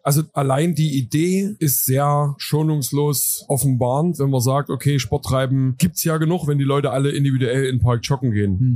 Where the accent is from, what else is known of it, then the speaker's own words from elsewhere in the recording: Zwönitz, Saxony, Germany; now in Leipzig, Germany; Also ich bin gebürtiger Erzgebirgler, bin jetzt 42 Jahre, lebe schon länger in, der, in Leipzig als im schönen Erzgebirge